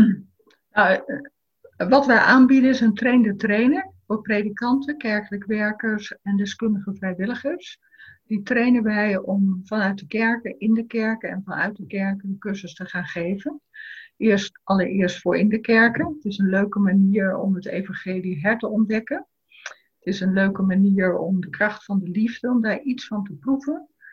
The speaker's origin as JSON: {"language": "Dutch", "town": "Rotterdam", "region": "South Holland", "country": "Netherlands", "said": "voor mij als Rotterdammer"}